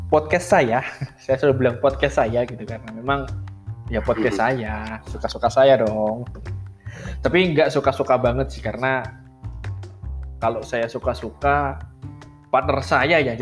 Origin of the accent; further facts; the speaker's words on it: Java, Indonesia; sebagai orang Jawa saya murtad dari siraman